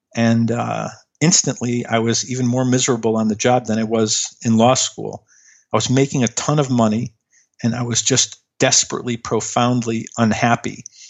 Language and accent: English; Chicago, Illinois, United States; I grew up in Chicago